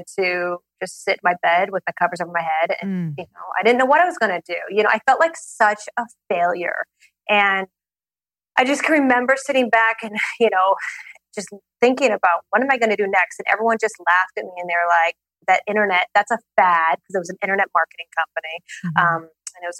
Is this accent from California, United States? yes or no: no; Portland, Oregon, United States; moved away as an adult; also born or lived in Los Angeles; I grew up in Portland, Oregon